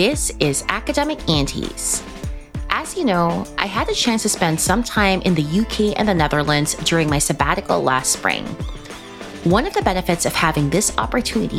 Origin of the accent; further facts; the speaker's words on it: Philippines; We're both Filipino